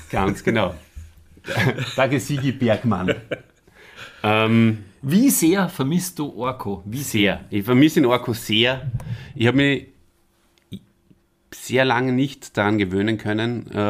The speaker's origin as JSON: {"language": "German", "country": "Austria", "said": "so grieselt, wie man bei uns in Österreich sagt"}